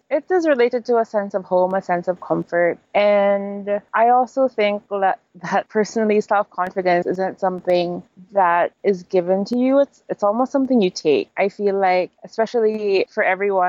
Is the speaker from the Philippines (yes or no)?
yes; Philippines; also born or lived in Manila, Philippines; I'm Filipino with a bit of Chinese, but I went to a Chinese school growing up